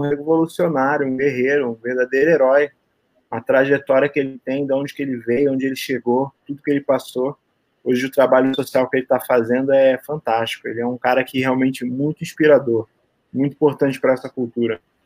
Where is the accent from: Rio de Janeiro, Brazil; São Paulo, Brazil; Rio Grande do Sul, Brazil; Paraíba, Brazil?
Rio de Janeiro, Brazil; Sou carioca.